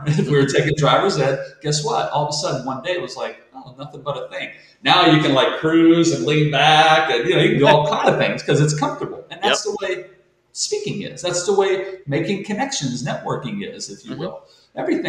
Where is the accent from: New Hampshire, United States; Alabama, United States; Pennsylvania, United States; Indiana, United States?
Pennsylvania, United States; Monessen; I'm a guy from Manesson, Pennsylvania, a small steel town